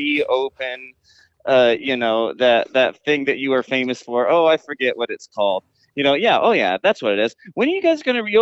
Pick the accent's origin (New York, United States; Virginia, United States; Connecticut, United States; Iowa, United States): Iowa, United States; Adel; I am from Adel, Iowa